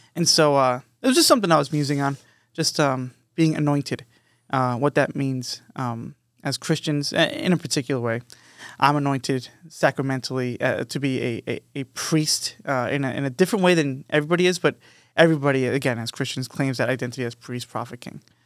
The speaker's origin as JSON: {"language": "English", "area": "Long Island", "region": "New York", "country": "United States", "tie": "born or raised there", "moved": "yes", "said": "we grew up in New York, but we grew up on Long Island. We were born in the city, me and Matt"}